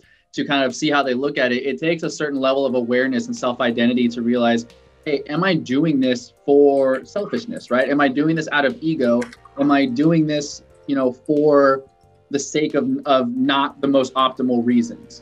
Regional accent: Ciudad Juárez, Chihuahua, Mexico; moved away; I'm a Mexican immigrant. I was born in Juarez in Mexico

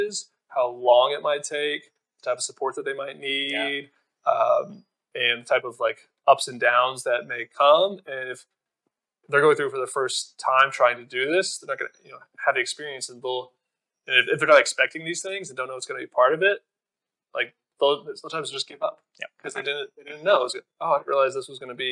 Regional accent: Fort Worth, Texas, United States; moved away as an adult; also born or lived in Austin, Texas; now in Asheville, United States; I'm in my hometown of Fort Worth, Texas

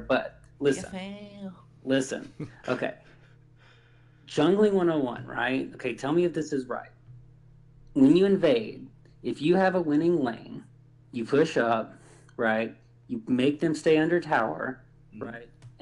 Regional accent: Alabama, United States; I'm actually from Alabama

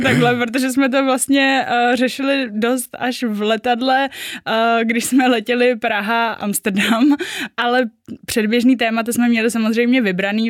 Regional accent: Czechia; also born or lived in Japan; já jako Češka eh, jezdím do Japonska dělat a zároveň jako Japonka tam jako miluju

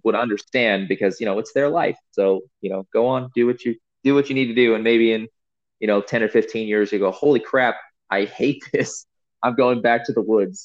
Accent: Missouri, United States; also born or lived in California / Florida; we moved away from California to Missouri when I was about eight years old

